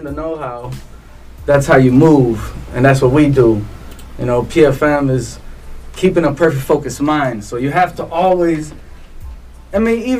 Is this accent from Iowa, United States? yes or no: no; Chicago, Illinois, United States; now in South Texas, United States; growing up in Chicago and then coming down here, mm-hmm. back and forth. Living in Chicago